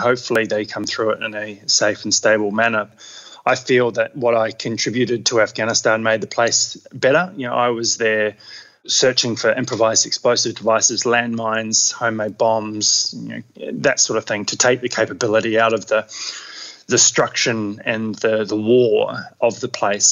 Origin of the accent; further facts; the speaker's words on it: Queenstown, Otago, New Zealand; now in Australia; I grew up in New Zealand in Queenstown, so had um, pretty adventurous upbringing.